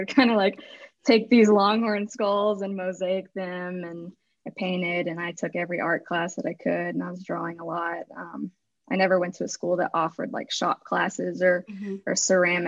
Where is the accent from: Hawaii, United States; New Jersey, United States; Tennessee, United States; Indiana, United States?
Tennessee, United States; Chattanooga; I grew up in Chattanooga, Tennessee